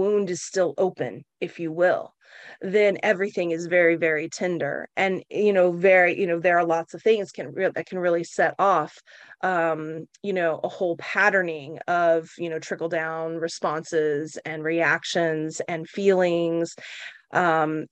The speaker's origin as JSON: {"language": "English", "region": "Oklahoma", "country": "United States", "tie": "born or raised there", "moved": "yes", "lives_now": "San Francisco, United States", "said": "I grew up in Oklahoma."}